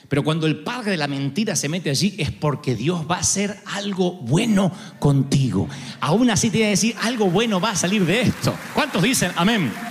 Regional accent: Argentina; ¿Cómo sabes que vamos a ganar? Porque somos argentinos.

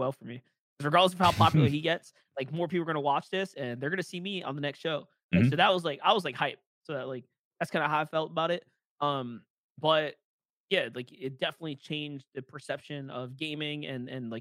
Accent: New York, United States; being able to cast for my hometown

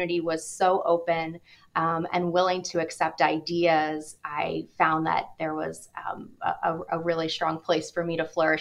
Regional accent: United States; moved away as an adult; now in Cleveland, United States; I hail from New York and New Jersey

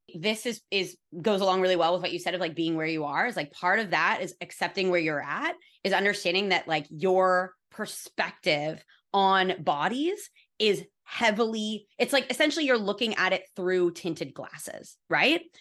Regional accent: California, United States; I was raised in California by a bunch of fucking hippies

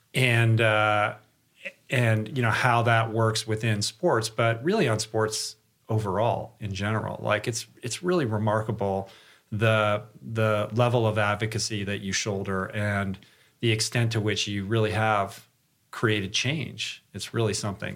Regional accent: Michigan, United States; I'm from Michigan

